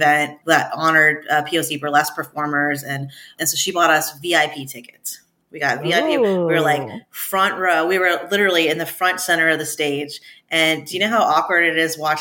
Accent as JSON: {"language": "English", "region": "California", "country": "United States", "also_born_or_lived": "the South", "moved": "yes", "said": "I'm from California. And when I moved to the South"}